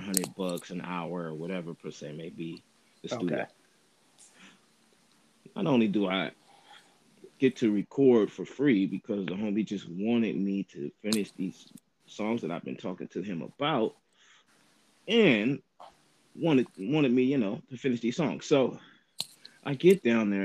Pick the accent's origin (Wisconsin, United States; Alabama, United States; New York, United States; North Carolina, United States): Wisconsin, United States; Milwaukee; I'm from Milwaukee, Wisconsin.